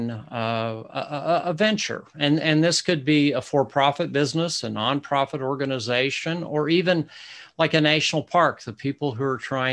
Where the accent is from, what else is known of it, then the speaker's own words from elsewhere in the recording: Sand Hills of Nebraska, United States; accent: Midwesterner; I grew up in the Central Great Plains as a child in a community of about 500 people in the sand hills of Nebraska